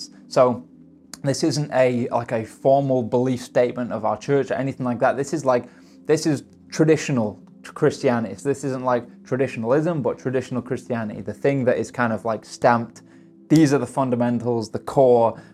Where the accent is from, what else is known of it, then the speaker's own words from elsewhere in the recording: United Kingdom; I'm stereotypically British.